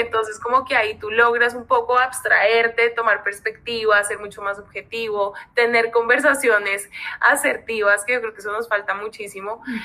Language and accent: Spanish; Colombia; now in Mexico; vivo en México, soy colombianísima